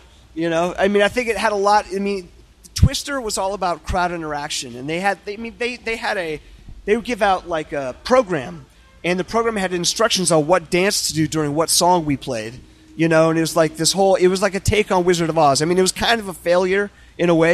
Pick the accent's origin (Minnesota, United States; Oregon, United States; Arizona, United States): Oregon, United States; Eugene; I grew up in Eugene, Oregon.